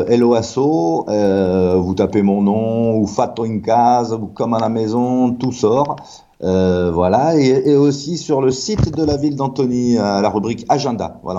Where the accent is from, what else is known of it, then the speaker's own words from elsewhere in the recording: Italy; accent: close to Neapolitan dialect; now in Saint-Priest, France; on est entre Rome et Naples, on est de Chauchari, donc on a un dialecte qui s'approche du napolitain.